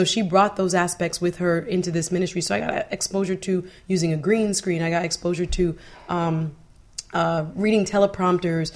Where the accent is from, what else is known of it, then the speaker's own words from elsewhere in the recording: Fort Lauderdale, Florida, United States; also born or lived in Jamaica; I grew up in Fort Lauderdale, though. So, okay. I consider myself really a Floridian